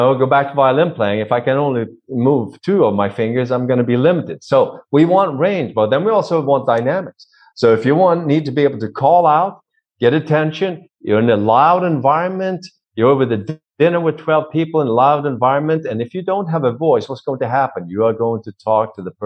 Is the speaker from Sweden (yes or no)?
yes; Sweden; accent: Swedish; English is a second language; now in United States; I'm from Sweden, right? I do have an accent, don't I?